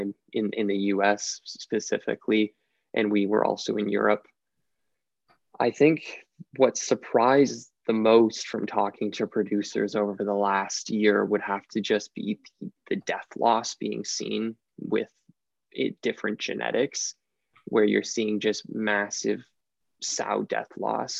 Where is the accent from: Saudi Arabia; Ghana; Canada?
Canada; Ontario; I was born and raised here in Ontario, where I still reside.